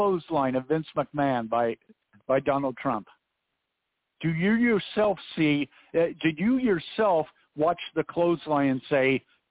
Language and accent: English; the Northwest, Pacific Northwest, United States; when I was a kid growing up in the Northwest